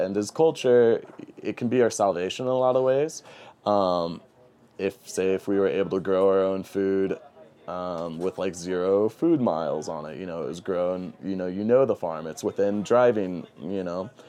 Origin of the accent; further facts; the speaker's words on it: St. Louis, Missouri, United States; moved away as an adult; now in New Mexico, United States; I love Saint Louis. That's my hometown